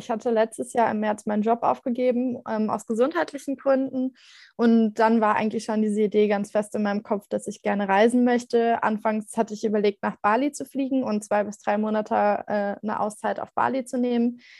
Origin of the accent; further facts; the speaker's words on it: Rhineland-Palatinate, Germany; born there; ich bin 29 Jahre alt und komme gebürtig aus der Nähe von Mainz